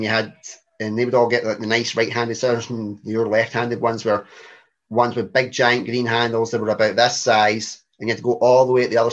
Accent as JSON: {"language": "English", "town": "Coatbridge", "region": "Scotland", "country": "United Kingdom", "tie": "born or raised there", "also_born_or_lived": "Airdrie", "accent": "Glaswegian", "said": "Born and bred in Scotland in my wee district, of Airdrie, then Coatbridge"}